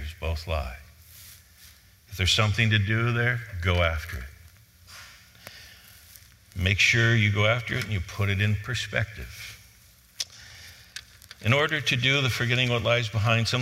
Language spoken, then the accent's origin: English; Cleveland, Ohio, United States; I grew up in Cleveland.